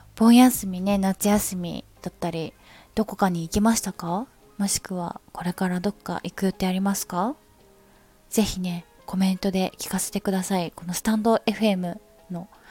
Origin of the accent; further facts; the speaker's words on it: Ikoma, Nara, Japan; moved away; 私は生駒市出身なんですけど、奈良県生駒市は空気がいいところ